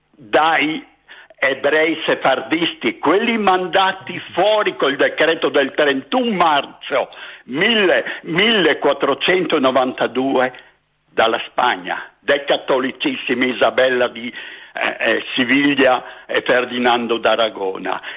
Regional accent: Libya; born there; io sono nato in Libia da genitori friulani doc

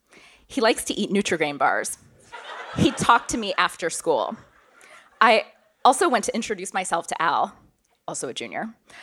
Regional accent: Auburn, Alabama, United States; also born or lived in Beijing, China / Canada; I was born in Beijing, but grew up in the United States and Canada. My family moved to Auburn, Alabama in the mid-90s.

